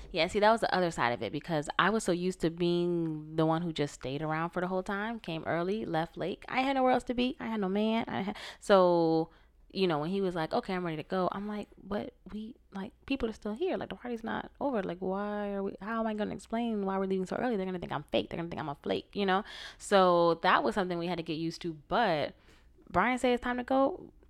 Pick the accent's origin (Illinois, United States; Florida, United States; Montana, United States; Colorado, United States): Florida, United States; now in West Coast, United States; We're both from the East Coast, Florida, Massachusetts, me, him, respectively.